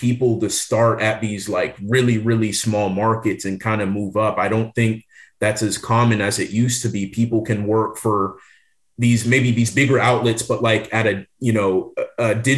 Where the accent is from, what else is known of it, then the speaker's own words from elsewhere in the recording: Seattle, Washington, United States; moved away as an adult; also born or lived in Laredo, Texas; now in Nashville, United States; I was a, you know, big basketball player growing up in Seattle